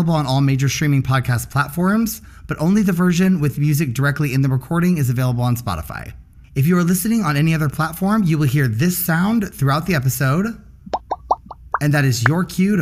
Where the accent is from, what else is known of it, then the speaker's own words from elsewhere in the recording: Dickson, Tennessee, United States; moved away as an adult; also born or lived in Nashville, Tennessee; now in Chicago, United States; I grew up in Dixon, Tennessee, and moved into Nashville around high school, where I lived until I moved to Chicago about 4.5 years ago